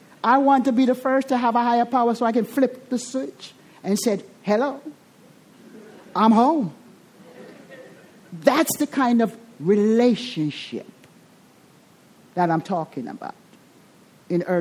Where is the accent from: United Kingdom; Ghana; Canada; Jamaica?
Jamaica; accent: Jamaican; I'm Jamaican